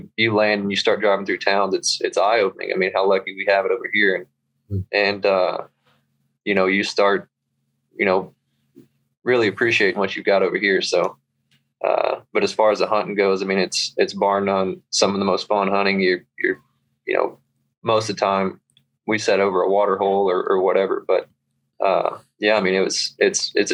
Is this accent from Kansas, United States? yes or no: no; Southeast Texas, United States; now in Dallas, United States; So I live close to Dallas right now. I'm originally from Southeast Texas around Lake Charles, Louisiana